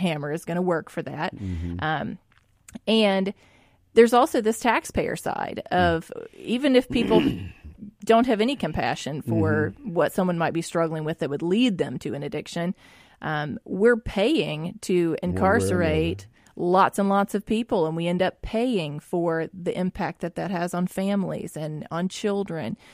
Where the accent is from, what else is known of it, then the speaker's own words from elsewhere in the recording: Jackson, Mississippi, United States; growing up in West Jackson